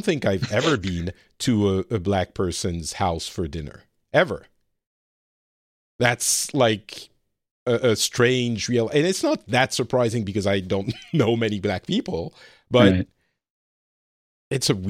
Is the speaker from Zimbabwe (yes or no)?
no; Lebanon; also born or lived in France; I'm an immigrant myself card, and I come from Lebanon and my family is Middle Eastern. But still, the reality is I grew up very French, very white, privileged class friends